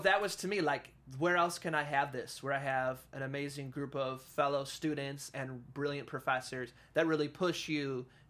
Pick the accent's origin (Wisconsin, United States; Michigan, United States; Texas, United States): Wisconsin, United States; moved away as an adult; also born or lived in Florida; now in California, United States; I was born and raised in Wisconsin.